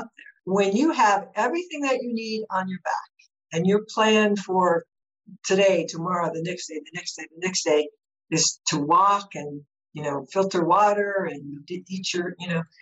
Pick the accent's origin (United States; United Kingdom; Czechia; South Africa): United States; Colorado; we're from Colorado, so we're used to high altitude